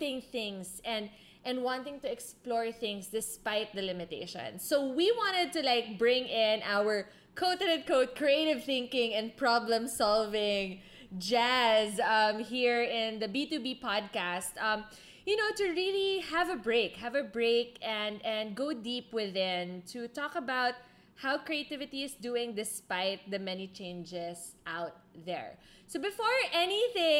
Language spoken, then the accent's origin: English; Philippines; moved away; I'm from the Philippines